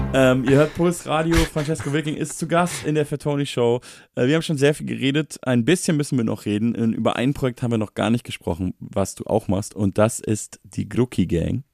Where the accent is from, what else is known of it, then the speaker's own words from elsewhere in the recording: Munich, Bavaria, Germany; Ich komme ja auch noch aus München